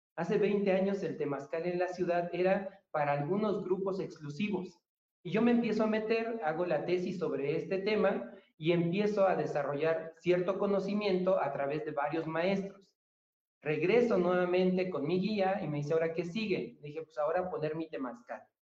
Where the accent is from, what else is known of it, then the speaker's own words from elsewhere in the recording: Tamazunchale, San Luis Potosí, Mexico; moved away; also born or lived in Colima; Nací en Tamazunchale, en una chocita, está todavía